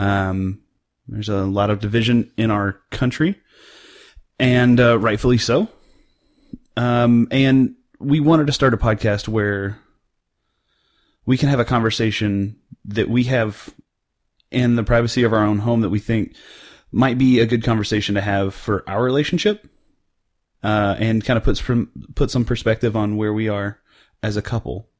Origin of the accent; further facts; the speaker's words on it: central Oklahoma, United States; now in North Texas, United States; I grew up in central Oklahoma